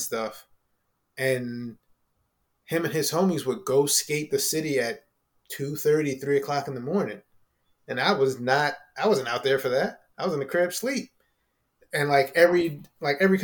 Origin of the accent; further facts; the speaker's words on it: Chester, Pennsylvania, United States; moved away; also born or lived in Delaware / Philadelphia; I grew up in Chester, but I went to school in Delaware.